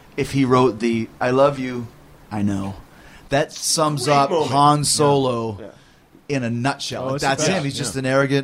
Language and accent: English; Winnipeg, Manitoba, Canada; I grew up in Winnipeg.